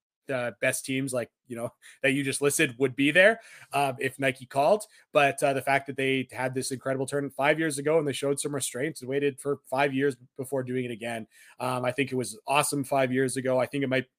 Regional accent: Canada; as a Canadian, our Thanksgiving is in October

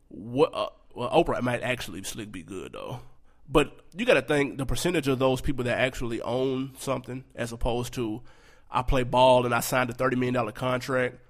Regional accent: Nashville, Tennessee, United States; I'm from North Nashville. I grew up in North Nashville.

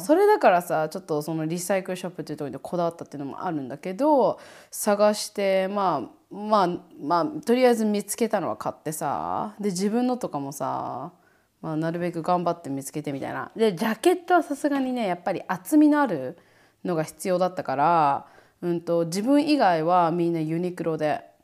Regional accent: Niigata, Japan; moved away as an adult; now in Hawaii, United States; あそこでずっと生まれ育ったけど

